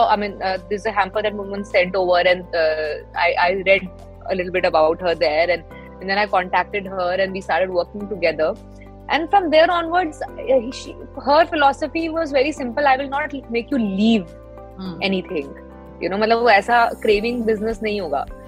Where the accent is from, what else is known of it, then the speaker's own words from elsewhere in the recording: Delhi, India; मैं दिल्ली से हूँ